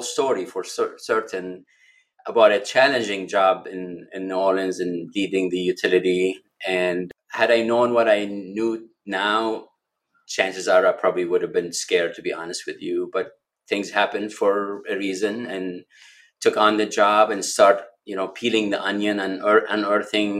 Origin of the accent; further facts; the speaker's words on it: Lebanon; moved away as an adult; now in Milwaukee, United States; I was born and raised in Lebanon